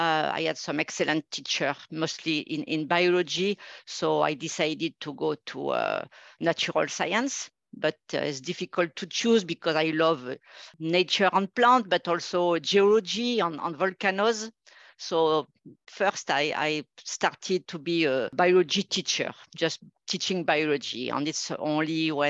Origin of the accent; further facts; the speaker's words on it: a small city near Grenoble, Auvergne-Rhône-Alpes, France; also born or lived in Nantes, France / Paris, France / Toronto, Canada; I'm originally from a small city not too far from Grenoble in France, in the mountain